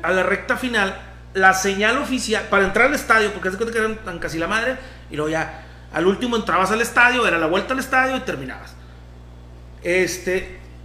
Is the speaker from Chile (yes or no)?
no; Mexico; nosotros como mexicanos